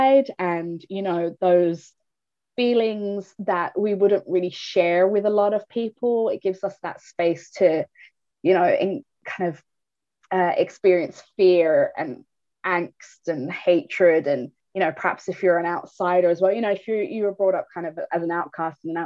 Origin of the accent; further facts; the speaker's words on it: Ireland; I was brought up in a Catholic country, Ireland